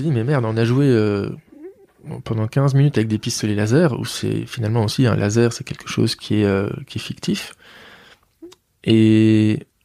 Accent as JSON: {"language": "French", "town": "Mouscron", "region": "Wallonia", "country": "Belgium", "said": "Je suis de Moucron"}